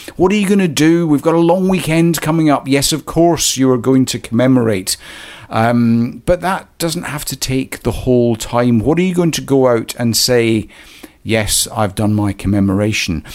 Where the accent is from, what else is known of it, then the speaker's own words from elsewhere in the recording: Scotland, United Kingdom; moved away as an adult; also born or lived in Canada; I was born uh, in Scotland, a wee village